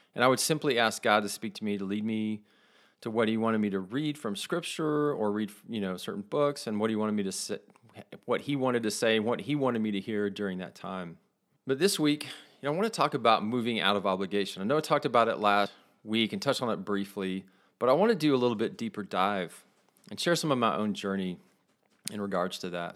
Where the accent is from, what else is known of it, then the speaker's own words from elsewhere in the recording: West Texas, United States; I call where I grew up in West Texas the belt buckle of the Bible Belt